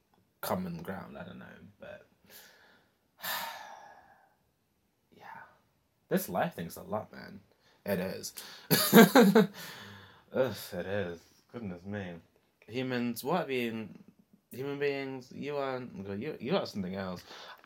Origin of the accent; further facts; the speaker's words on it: Long Eaton, East Midlands, United Kingdom; I lived in Long Eaton. Well, I grew up in Long Eaton, so I see Nottingham kind of differently to how I did back then, sort of thing.